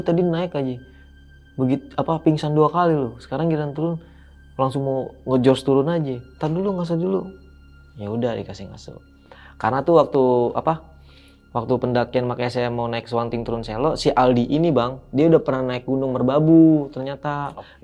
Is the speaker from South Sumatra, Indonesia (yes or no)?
no; Jakarta, Indonesia; saya bilang aja dari Jakarta